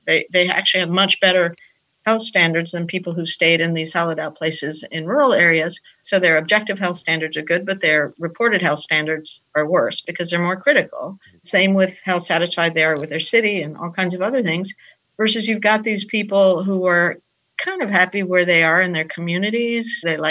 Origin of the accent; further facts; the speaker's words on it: Peru; also born or lived in United States; I'm from Peru, as I think I mentioned to you. Mm-hmm. Grew up between the United States and Peru